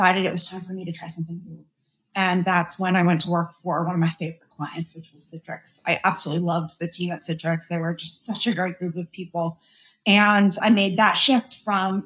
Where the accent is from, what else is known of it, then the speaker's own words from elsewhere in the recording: Boston, Massachusetts, United States; I'm from Boston